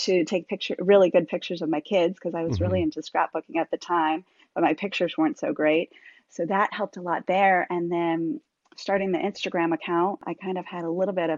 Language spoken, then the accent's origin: English; Vermont, United States; now in Virginia, United States; I'm from New England. I'm from Vermont originally, so, and I live in Virginia